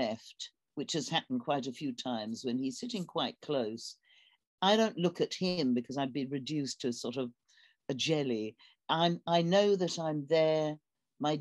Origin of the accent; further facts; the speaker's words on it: London, United Kingdom; I'm from London. It rains a lot.